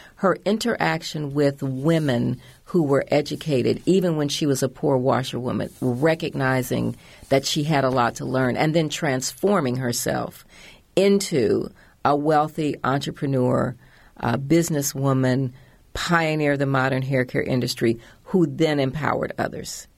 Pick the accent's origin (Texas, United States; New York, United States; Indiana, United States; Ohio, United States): Indiana, United States; Indianapolis; moved away; also born or lived in Washington; I grew up in Indianapolis